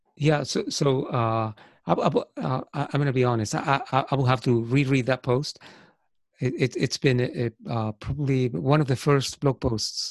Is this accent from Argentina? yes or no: yes; Argentina; first language Spanish; English is a second language; moved away as an adult; also born or lived in United States; now in Ireland; I was born in Argentina